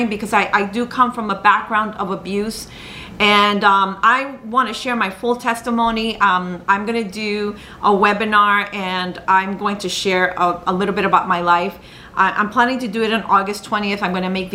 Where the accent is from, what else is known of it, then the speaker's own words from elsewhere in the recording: New York, United States; I'm from the United States, I was born in New York, that my mother is Colombian, my dad's Peruvian